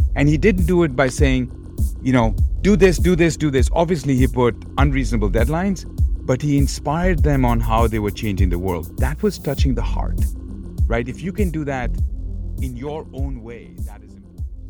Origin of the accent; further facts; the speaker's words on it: Kolkata, West Bengal, India; moved away as an adult; now in United States; Born and brought up in Calcutta